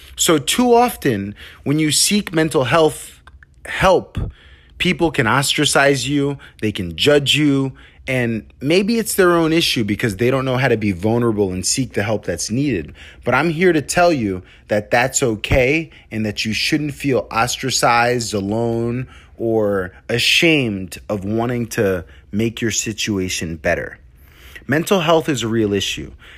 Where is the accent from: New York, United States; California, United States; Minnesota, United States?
New York, United States; where I'm from in New York is a really elite place